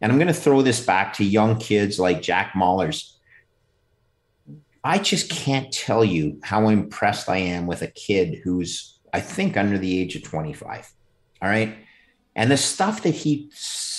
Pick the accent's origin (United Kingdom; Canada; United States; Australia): Canada; Quebec; I'm from Quebec